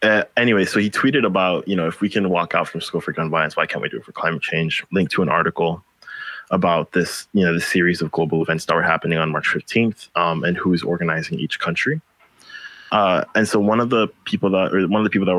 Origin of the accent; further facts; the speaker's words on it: Philippines; now in Hawaii, United States; I'm from the Philippines, and we get more storms than, you know, most places on Earth do in one year. I'd seen my community get flooded